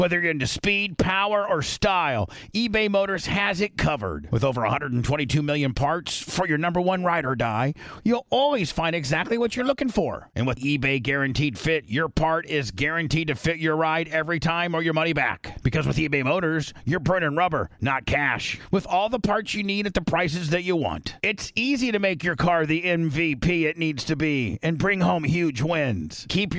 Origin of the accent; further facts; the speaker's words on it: Gary, Indiana, United States; moved away as an adult; now in Arizona, United States; I grew up in Gary, Indiana, graduated from Calumet High School in 86, lived in Port Richey from 88 to 90. My grandparents lived in Mentone, Indiana, which is really close to where, Warsaw is.